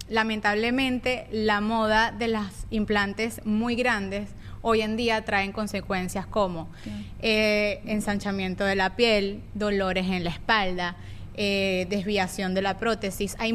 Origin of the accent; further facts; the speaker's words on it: Venezuela; moved away; Eros, cuando llegamos de Venezuela, empezó a vomitar en la cuna.